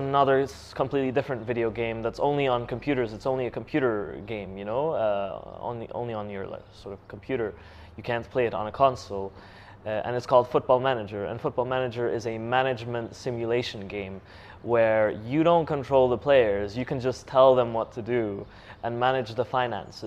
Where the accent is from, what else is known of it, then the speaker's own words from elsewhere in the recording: Kurdistan Region, Iraq; also born or lived in Denmark; I was born in Denmark. My family moved back to Kurdistan in 2004. I was only 7 years old